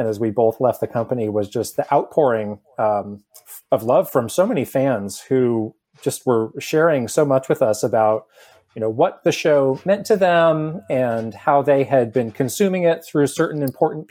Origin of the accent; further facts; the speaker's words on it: California, United States; we're both from California, from this area